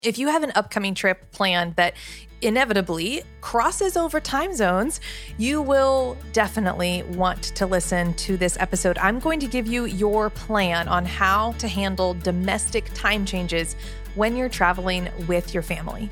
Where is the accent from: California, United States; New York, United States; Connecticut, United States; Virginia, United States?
Virginia, United States; Richmond; I'm from Virginia, I'm here in Virginia